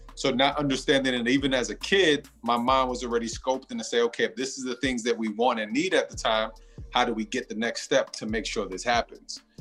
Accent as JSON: {"language": "English", "region": "New York", "country": "United States", "tie": "born or raised there", "said": "I'm from New York"}